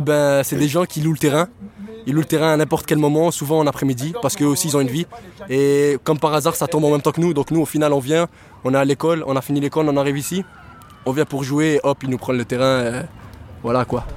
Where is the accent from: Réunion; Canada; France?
Canada; Montreal, Quebec; je suis né euh, ici à Montréal. Ben, j'ai toujours habité à Côte-des-Neiges